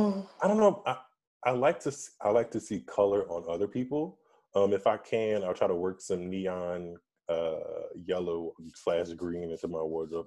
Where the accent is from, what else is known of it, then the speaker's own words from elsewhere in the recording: Louisiana, United States; I'm from Louisiana